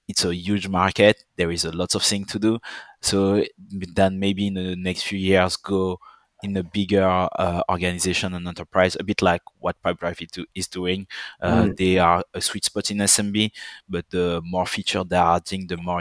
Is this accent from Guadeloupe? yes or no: yes; Guadeloupe; accent: French; English is a second language; also born or lived in Paris, France / Dijon, France; now in London, United Kingdom; I grew up in a French island that everyone might know for Death in Paradise